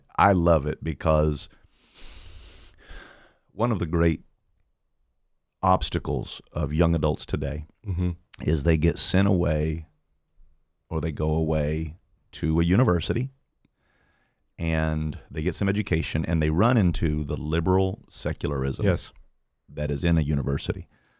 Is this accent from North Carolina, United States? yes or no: yes; Durham, North Carolina, United States; born there; I was born in Durham, North Carolina.